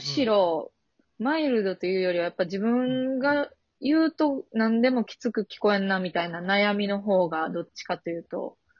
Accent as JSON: {"language": "Japanese", "region": "Osaka", "country": "Japan", "tie": "born or raised there", "accent": "Kansai dialect", "moved": "as an adult", "lives_now": "Tokyo, Japan", "said": "大阪の本当にそれこそナバーグランド花月の近くに子供の時家あって、そんなもう一番の大阪"}